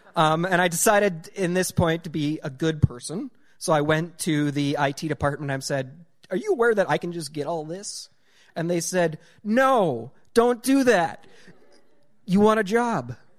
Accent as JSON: {"language": "English", "region": "rural North Dakota", "country": "United States", "tie": "born or raised there", "said": "growing up in ru-, uh, rural North Dakota"}